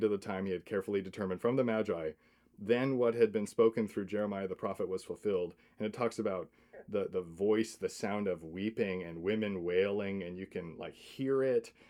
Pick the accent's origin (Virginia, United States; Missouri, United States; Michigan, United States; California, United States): Michigan, United States; I'm from Michigan